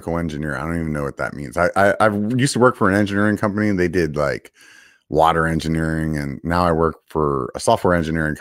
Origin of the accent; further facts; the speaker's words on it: York, Pennsylvania, United States; I'm actually from York, Pennsylvania